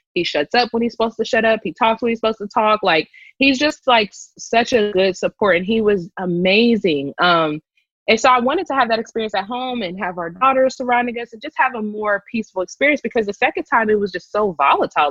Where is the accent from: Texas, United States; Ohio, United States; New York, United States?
Ohio, United States; Columbus; moved away as an adult; now in Los Angeles, United States; I'm originally from Columbus, Ohio